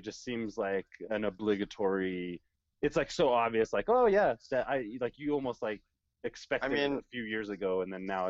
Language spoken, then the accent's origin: English; Colorado, United States; I'm from Colorado, man.